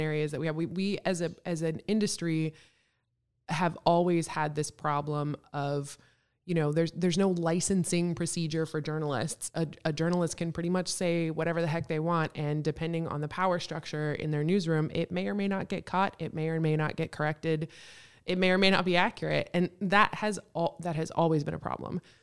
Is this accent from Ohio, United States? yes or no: no; Texas, United States; moved away as an adult; also born or lived in Kenai Peninsula, Alaska; now in Juneau, United States; I'm from Texas.